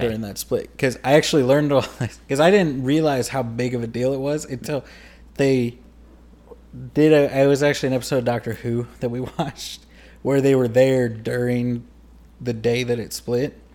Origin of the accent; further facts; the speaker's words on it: Louisiana, United States; I grew up in Louisiana around a lot of people that were white.